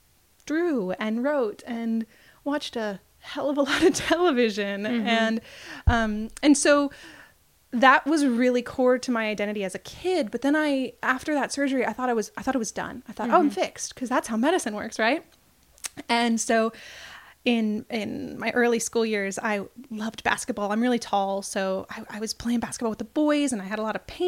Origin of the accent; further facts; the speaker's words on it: California, United States; moved away as an adult; now in Portland, United States; I grew up in California, been living in Portland for about 12 years